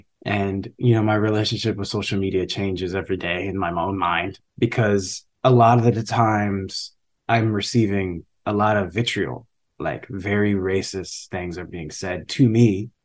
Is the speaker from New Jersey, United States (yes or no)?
no; San Marino, California, United States; I'm like, yeah, I grew up in San Marino. It's a great public school system.